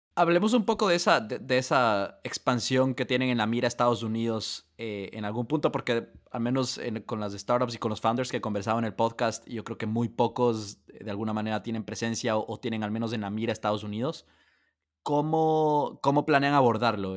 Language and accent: Spanish; Ecuador; siendo ecuatoriano